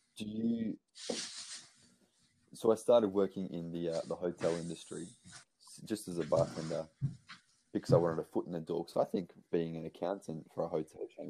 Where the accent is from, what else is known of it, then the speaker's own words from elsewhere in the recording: Australia; also born or lived in Brisbane; being Australian